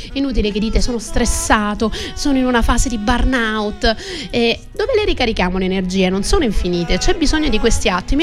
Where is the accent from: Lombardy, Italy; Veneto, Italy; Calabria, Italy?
Calabria, Italy; sono calabrese